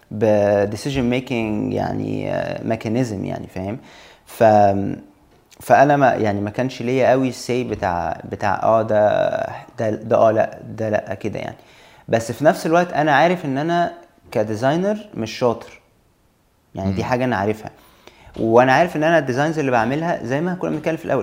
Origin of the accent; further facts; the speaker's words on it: Egypt; moved away as an adult; سبب ان انا سافرت من مصر هو بس فكره التجربه يعني انا عايز اجرب ان انا اخرج شويه بره جو مصر